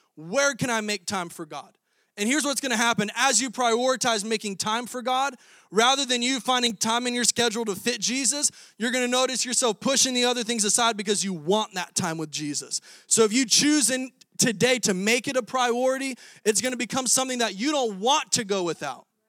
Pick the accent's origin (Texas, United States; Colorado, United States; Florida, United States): Florida, United States; moved away as an adult; now in Iowa, United States; I'm a Florida boy, twenty-six years, born and raised in Florida. And now I'm in Iowa in the frozen tundra